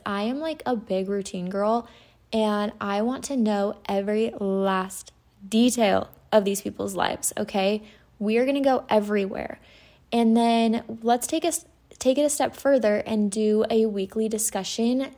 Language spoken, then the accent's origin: English; Utah, United States; I'm from Utah. I grew up in Utah.